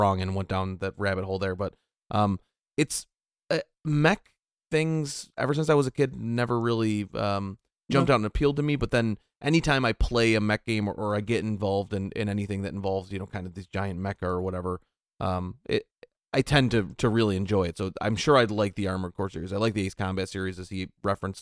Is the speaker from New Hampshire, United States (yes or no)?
no; Buffalo, New York, United States; I'm from Buffalo.